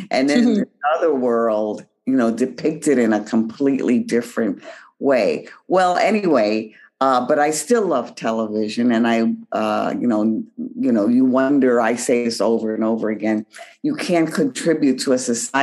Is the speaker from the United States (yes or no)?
yes; New York City, New York, United States; I was born in New York and raised in the Bronx